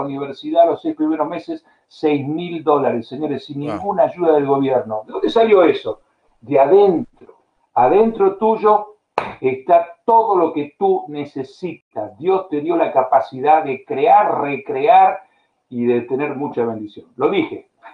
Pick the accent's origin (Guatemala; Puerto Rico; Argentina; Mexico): Argentina; moved away as an adult; also born or lived in Spain / United States / Bulgaria / Brazil; en, Argentina, en la, peor época de mi país